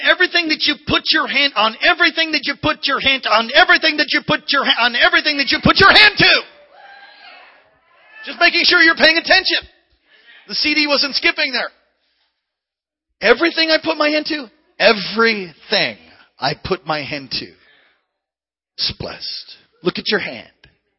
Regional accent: San Jose, California, United States; I'm from San Jose, and the last time I rode a bike, I was in Honolulu in Hawaii.

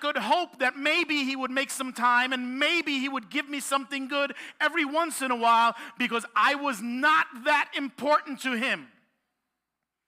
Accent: New York City, New York, United States; I am born and raised in Brooklyn, and I am a Puerto Rican

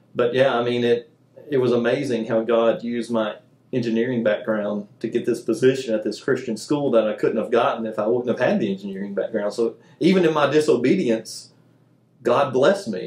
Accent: Mobile, Alabama, United States; I grew up in Mobile, Alabama.

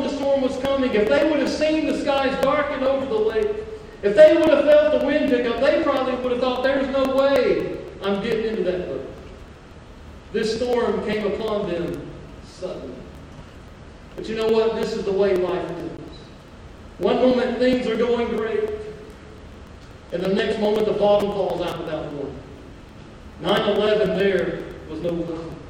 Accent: Mobile, Alabama, United States; moved away as an adult; also born or lived in California; growing up in Mobile, Alabama

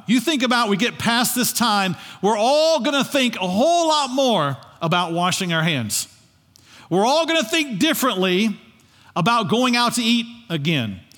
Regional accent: United States; we, as American citizens, have a right

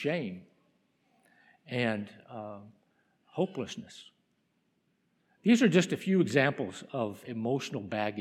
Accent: New Mexico, United States; moved away; my home state in New Mexico

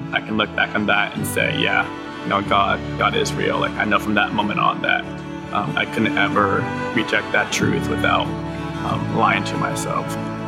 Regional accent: Japan; also born or lived in United States; I was born in America, but I grew up overseas in Japan. My parents were missionaries over there, so shout out to mom and dad.

